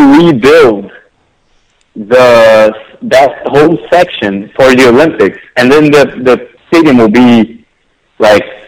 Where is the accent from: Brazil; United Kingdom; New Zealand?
Brazil; Rio de Janeiro; moved away as an adult; now in New York City, United States; I was born and raised over there, and it's like, and I love the people. I love like the warmth of, I'm from Rio originally